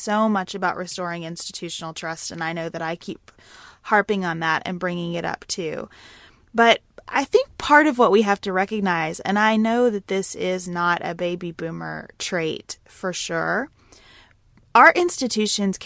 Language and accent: English; United States